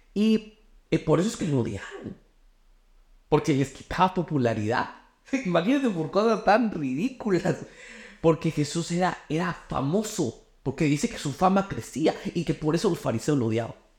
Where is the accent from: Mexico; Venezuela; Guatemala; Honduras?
Guatemala; yo soy de Guate